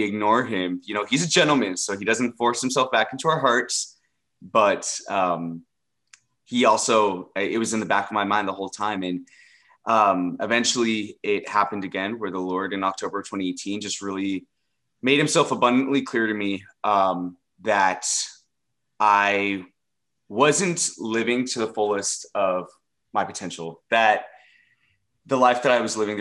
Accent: Dallas, Texas, United States; involved in the LGBT plus community here in Dallas, Texas, my hometown

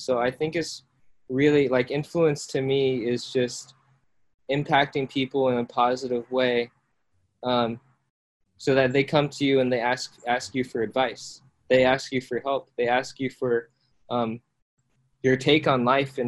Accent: Iowa, United States; also born or lived in South Korea; I was born in South Korea and then adopted by my parents in the States. And then I grew up in Iowa

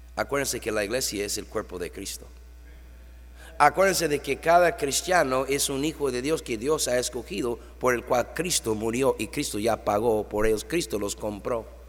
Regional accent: New York, United States; now in Tijuana, Mexico; ahí en Nueva York, mi tierra natal

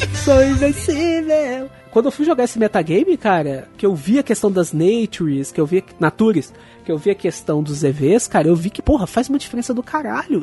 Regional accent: Brazil; eu sou brasileiro

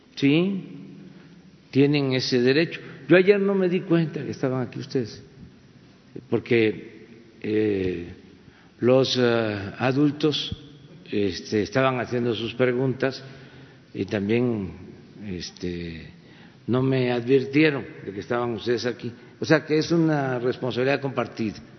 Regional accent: Tabasco, Mexico; now in Mexico City, Mexico; en Tabasco, en mi tierra, en mi agua

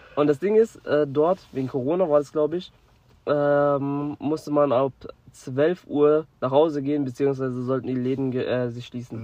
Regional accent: Germany; ich komme aus Deutschland

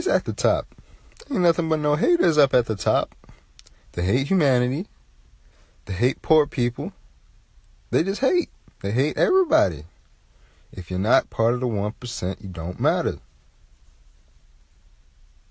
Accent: United States; growing up in America, we learn that propaganda sells quickly.

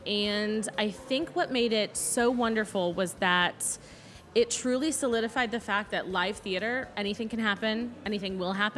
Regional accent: Indiana, United States; I'm originally from Southern Indiana.

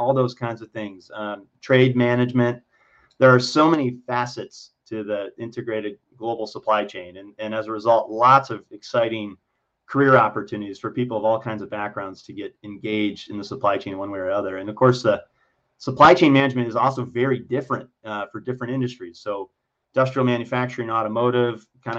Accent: Michigan, United States; also born or lived in Ohio; now in Illinois, United States; I was born in Ohio, raised in Michigan

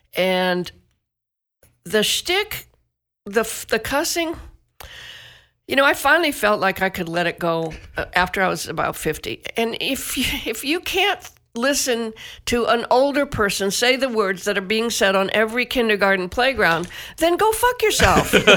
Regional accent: Northeast Massachusetts, United States; I grew up in Northeast Massachusetts in a mill town

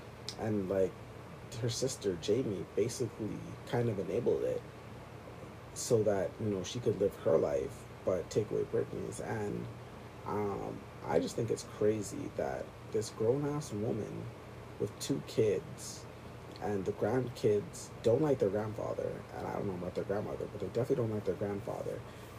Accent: Toronto, Ontario, Canada; I'm from Canada or Toronto, and people were saying … is better than …

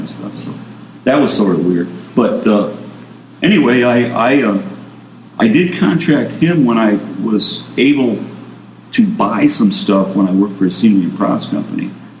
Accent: Detroit, Michigan, United States; moved away as an adult; now in Hessel, United States; I'm from Detroit, Michigan. Last 20 years, though, I've been in Hessel, Michigan.

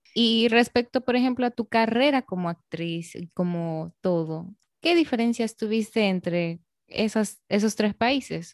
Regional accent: Arequipa, Peru; now in Dominican Republic; Como peruana, arequipeña

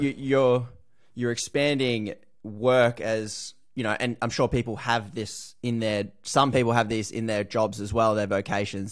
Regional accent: Australia

